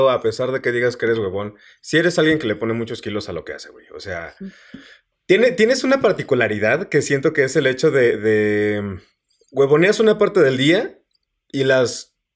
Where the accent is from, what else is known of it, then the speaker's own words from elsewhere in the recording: San Luis Potosí, Mexico; Yo soy de San Luis Potosí.